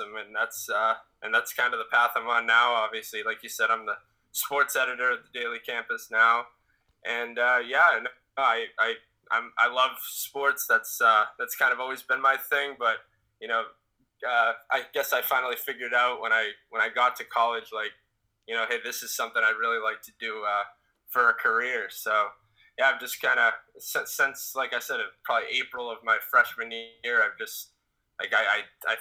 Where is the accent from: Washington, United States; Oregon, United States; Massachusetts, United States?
Massachusetts, United States; Saugus; I'm from Saugus, Massachusetts, just outside of Boston.